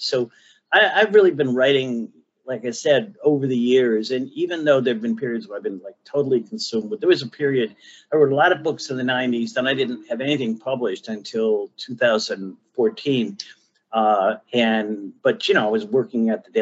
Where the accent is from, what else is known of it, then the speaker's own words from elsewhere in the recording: Cleveland, Ohio, United States; I'm from Northeast Ohio. I'm from Cleveland